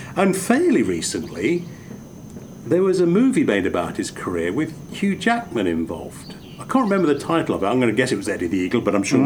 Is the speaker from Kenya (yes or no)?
no; England, United Kingdom; growing up in England